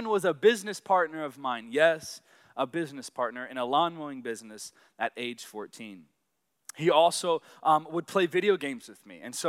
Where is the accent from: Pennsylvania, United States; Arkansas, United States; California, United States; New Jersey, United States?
Arkansas, United States; but I grew up in Arkansas. So yes, I am a Southern boy, and yes, I have absolutely no accent.